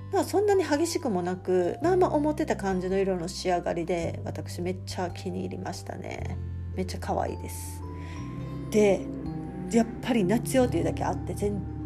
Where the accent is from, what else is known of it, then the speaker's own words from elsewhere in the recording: Fukuchiyama, Kyoto, Japan; now in Izumisano, Japan; 私の出身が京都で、えーと、と京都でも北部にある福知山市っていうところなんですけれども